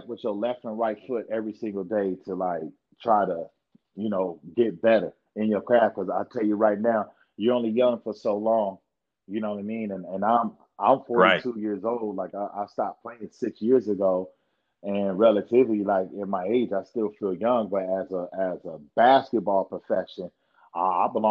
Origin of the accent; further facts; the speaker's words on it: California, United States; we grew up in California